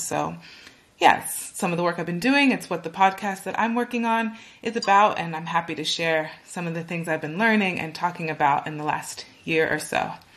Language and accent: English; California, United States; moved away as an adult; now in Berlin, Germany; I am originally from California in the United States.